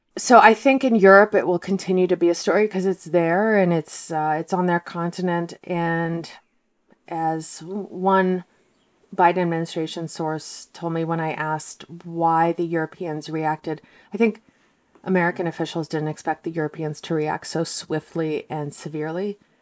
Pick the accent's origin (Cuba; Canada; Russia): Russia; Moscow; now in United States; I'm from Moscow, and my parents are from Moscow